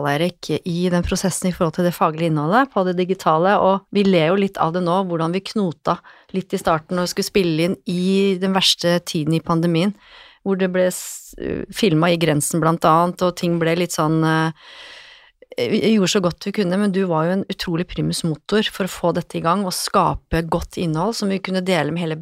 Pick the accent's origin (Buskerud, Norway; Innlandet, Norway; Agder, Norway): Innlandet, Norway; Lillehammer; now in Oslo, Norway; men jeg kom jo fra Lillehammer og tenkte at det er jo ikke aktuelt. Skal jeg jobbe her, så skal jeg jobbe i byen, i Oslo by.